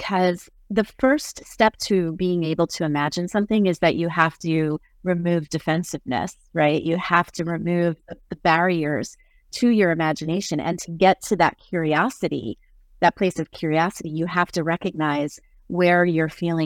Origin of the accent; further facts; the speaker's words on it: New Jersey, United States; I am from Jersey